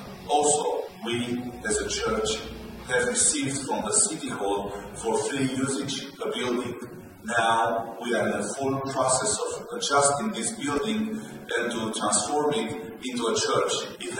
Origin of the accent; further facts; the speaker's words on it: Romania; I am from Georgia City, south of Romania.